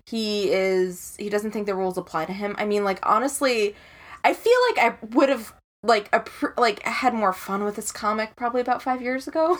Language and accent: English; Chicago, Illinois, United States; I'm from Chicago